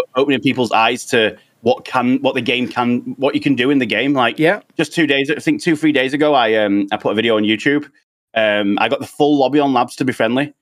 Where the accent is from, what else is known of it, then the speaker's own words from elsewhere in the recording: United Kingdom; us uh, United Kingdom guys